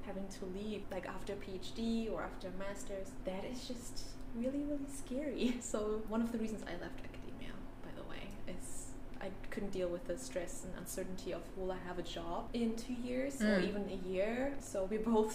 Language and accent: English; Berlin, Germany; I am from Berlin and I studied in Berlin, so I can stay close to home